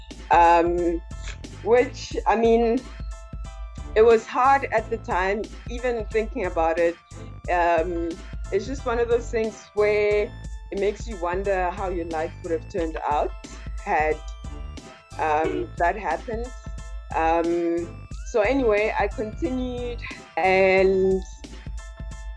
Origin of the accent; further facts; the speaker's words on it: Pretoria, Gauteng, South Africa; now in Johannesburg, South Africa; visual artist based in Johannesburg, but I am originally from Pretoria, Mamelodi